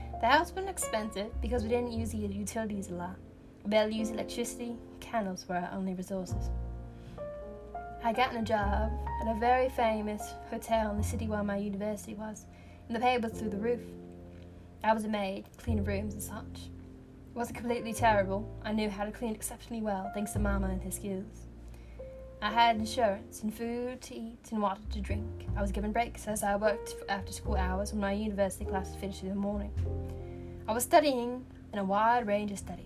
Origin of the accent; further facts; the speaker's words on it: the North, United States; I'm from the north, and I'm white